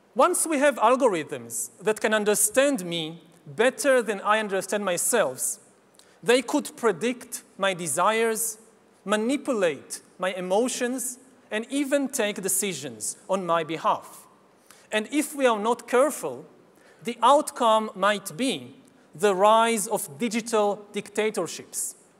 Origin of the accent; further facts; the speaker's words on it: Israel; my home country of Israel